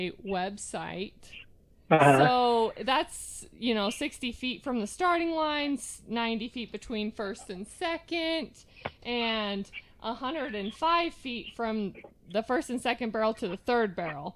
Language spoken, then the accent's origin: English; Hyrum, Utah, United States; that's where we're from. We're from Hiram, Utah